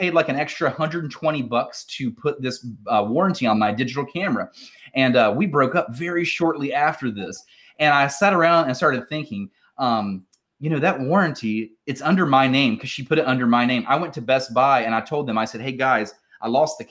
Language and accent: English; Huntington, West Virginia, United States; I'm from Huntington, West Virginia, born and raised.